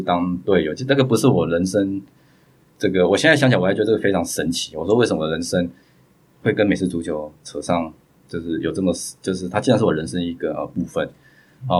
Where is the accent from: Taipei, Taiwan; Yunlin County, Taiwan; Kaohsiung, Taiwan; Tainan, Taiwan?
Kaohsiung, Taiwan; 我是一个高雄人，所以我们就是以高雄就是一个那种工也是业的钢，钢铁城